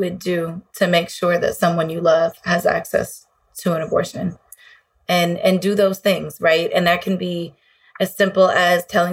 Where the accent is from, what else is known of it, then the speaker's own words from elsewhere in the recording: Illinois, United States; my home state of Illinois